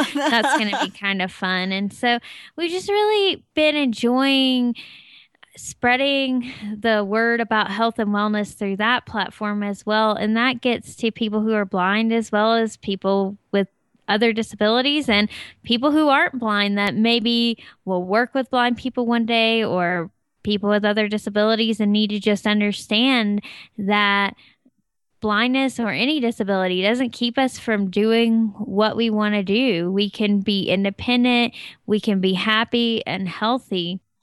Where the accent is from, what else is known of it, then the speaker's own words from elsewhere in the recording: Tennessee, United States; now in Colorado, United States; I'm from Tennessee, and we have really hot, humid summers